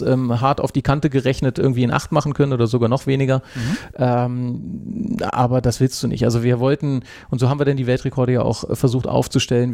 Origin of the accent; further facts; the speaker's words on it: Hanover, Lower Saxony, Germany; now in Switzerland; An meinem Dialekt hörst du ja auch, ich bin ja, ja auch nicht Urschweizer. Äh, ich bin ja gebürtig aus Hannover